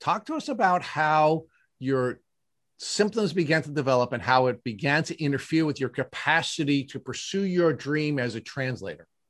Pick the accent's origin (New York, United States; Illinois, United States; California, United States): New York, United States; Long Island; you and Matt and I are all Long Islanders, native Long Islanders